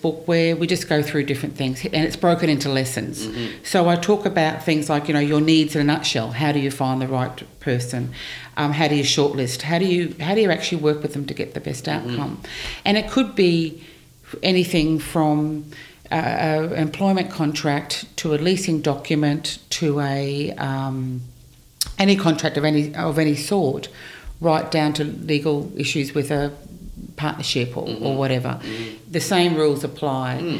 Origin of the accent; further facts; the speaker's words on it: Brisbane, Queensland, Australia; also born or lived in New York; I was born in Brisbane. Okay. I've lived in Brisbane all my life, actually.